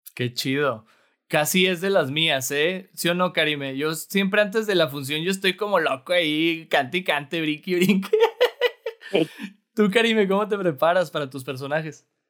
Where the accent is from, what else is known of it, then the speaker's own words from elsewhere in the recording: Torreón, Coahuila, Mexico; now in Monterrey, Mexico; no soy de aquí originario, soy de Torreón, Coahuila